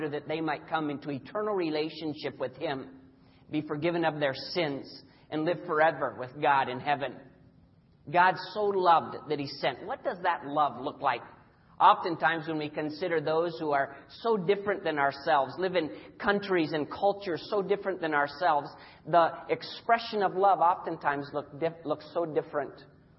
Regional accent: Papua, Indonesia; I had the privilege as a little boy being born and raised in Irian Jaya, Indonesia. And Deb and I serve on that island today.

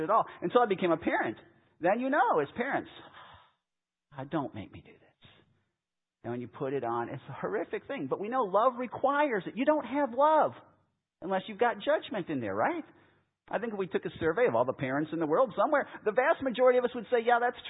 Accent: Chicago, Illinois, United States; moved away; I grew up in Chicago

